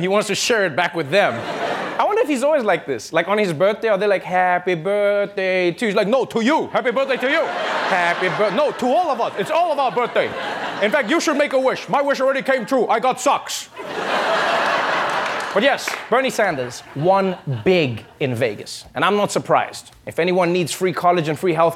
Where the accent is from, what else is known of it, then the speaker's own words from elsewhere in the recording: South Africa; as a South African